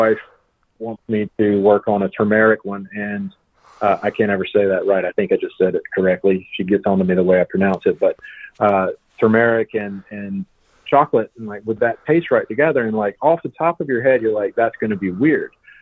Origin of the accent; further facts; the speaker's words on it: South Georgia, United States; I'm from South Georgia and big pecan growing area down there